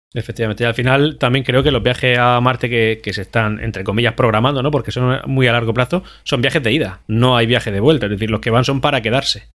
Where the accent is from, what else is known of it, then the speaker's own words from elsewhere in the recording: Region of Murcia, Spain; accent: Murcian; also born or lived in Valencia; en Murcia hablamos bien, tenemos un acento marcado